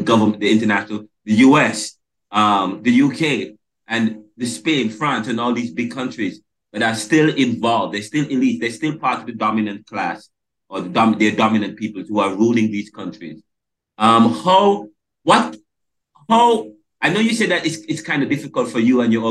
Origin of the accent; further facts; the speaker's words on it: Jamaica; moved away as an adult; now in United States; I'm from Jamaica